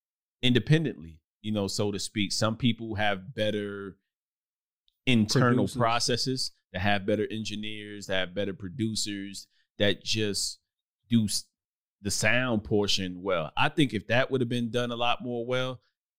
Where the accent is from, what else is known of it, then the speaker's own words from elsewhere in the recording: Brooklyn, New York, United States; moved away as an adult; I lived in Brooklyn, New York coming up. I left at 18.